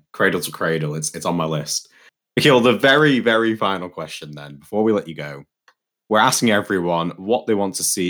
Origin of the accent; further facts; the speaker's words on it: Stockport, North West England, United Kingdom; my hometown of Stockport